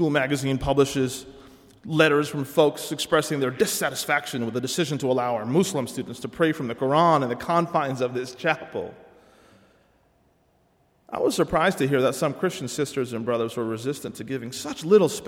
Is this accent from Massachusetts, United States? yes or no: yes; Cambridge, Massachusetts, United States; my hometown of Cambridge, Massachusetts